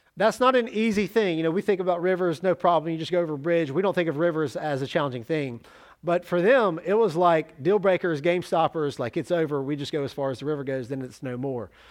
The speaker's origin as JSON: {"language": "English", "town": "Jackson", "region": "Mississippi", "country": "United States", "also_born_or_lived": "Oxford, Mississippi / Tallahassee, Florida / Starkville, Mississippi / Salerno, Italy", "moved": "as an adult", "said": "I moved to Oxford from Jackson"}